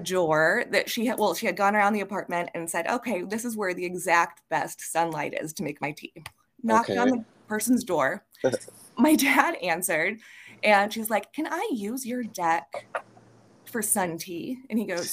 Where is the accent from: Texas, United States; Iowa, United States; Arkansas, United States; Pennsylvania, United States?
Iowa, United States; Carlisle; I grew up in a little town called Carlisle, Iowa.